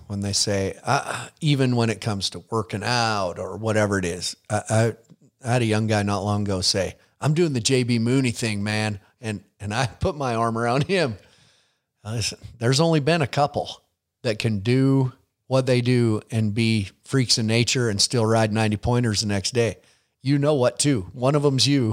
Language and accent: English; Billings, Montana, United States; you're in, in my town